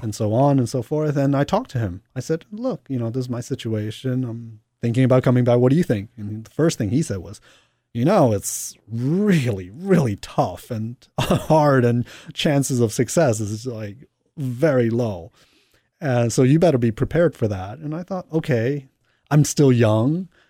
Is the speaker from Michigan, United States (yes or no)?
no; New York, United States; also born or lived in Hong Kong; I was born in Hong Kong and grew up in New York